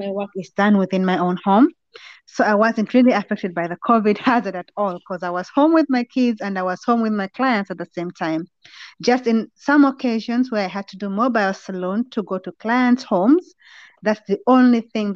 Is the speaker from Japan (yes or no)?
no; Uganda; now in Netherlands; I come from Uganda originally, and right now I stay in the Netherlands.